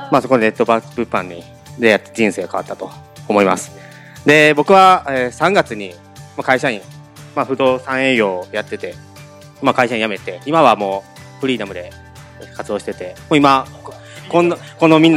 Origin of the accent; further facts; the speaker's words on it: Kyoto, Japan; accent: Kansai dialect; 京都から来た